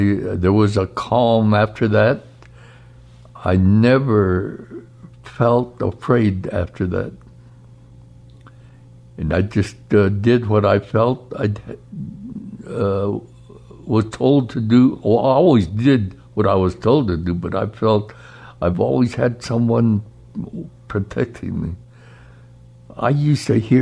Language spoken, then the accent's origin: English; Gallup, New Mexico, United States; I was born in Gallup, New Mexico, in October 6, 1925